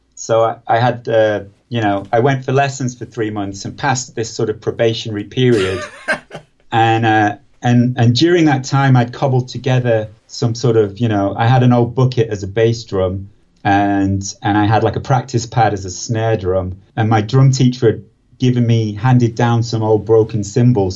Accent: Preston, North West England, United Kingdom; I grew up in Preston

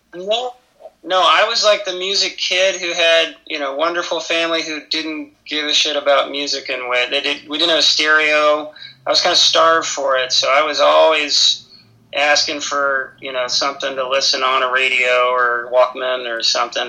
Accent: Alabama, United States; I grew up in the South in Alabama

